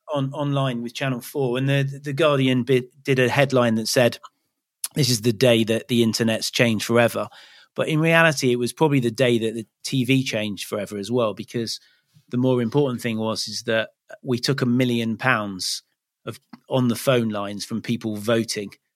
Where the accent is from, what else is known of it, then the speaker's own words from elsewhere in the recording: Leicester, East Midlands, United Kingdom; now in Cornwall, United Kingdom; I grew up in Leicester, so that's not particularly near the sea